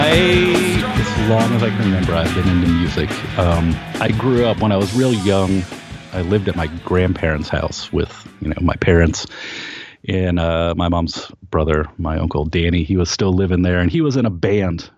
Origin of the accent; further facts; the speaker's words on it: Kent, Ohio, United States; we grew up in Kent, Ohio, and it was a big college town.